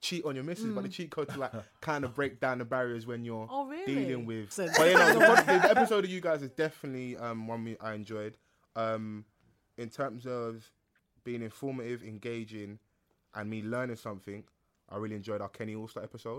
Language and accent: English; London, United Kingdom; I'm from South London